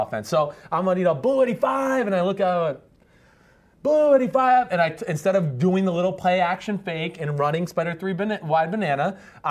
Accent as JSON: {"language": "English", "region": "Northeast", "country": "United States", "also_born_or_lived": "Texas", "moved": "yes", "said": "I'm from the Northeast"}